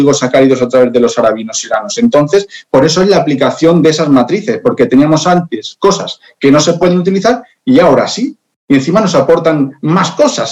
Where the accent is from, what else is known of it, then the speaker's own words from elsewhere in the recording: Spain; yo soy español